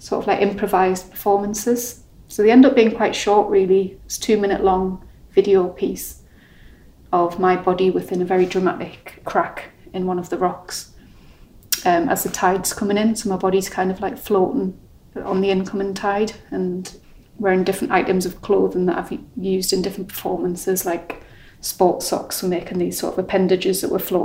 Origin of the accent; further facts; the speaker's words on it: Sunderland, North East England, United Kingdom; also born or lived in Yorkshire; now in Cornwall, United Kingdom; I'm originally from Sunderland, which is a coastal city.